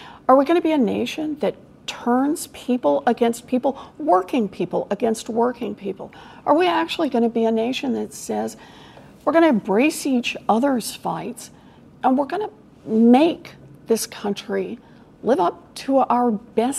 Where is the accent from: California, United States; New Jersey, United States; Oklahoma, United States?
Oklahoma, United States; now in Massachusetts, United States; I grew up in Oklahoma